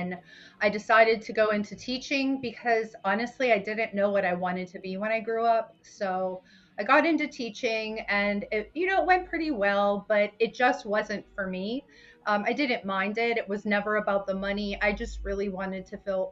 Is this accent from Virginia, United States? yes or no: no; Pennsylvania, United States; also born or lived in Brooklyn, New York (family); I grew up in Pennsylvania